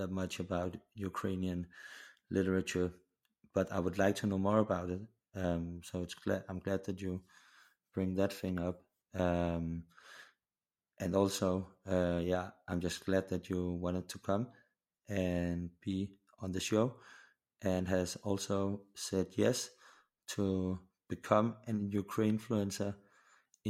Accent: Copenhagen, Capital Region of Denmark, Denmark; I'm from Copenhagen in Denmark

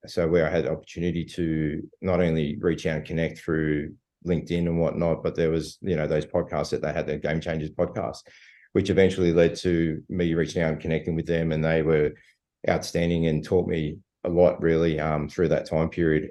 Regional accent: Sydney, New South Wales, Australia; also born or lived in Bankstown / Punchbowl / Spain (ancestry); living in in the Shire and growing up in the Shire

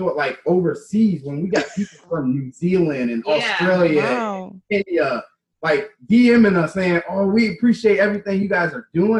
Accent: Richmond, Virginia, United States; moved away as an adult; also born or lived in Oklahoma / South Dakota; now in Chicago, United States; we're originally from Virginia, Richmond, Virginia.

